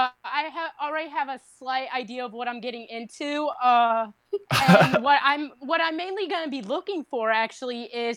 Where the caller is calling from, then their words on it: Valparaiso, Indiana, United States; I'm calling from Valparaiso, Indiana.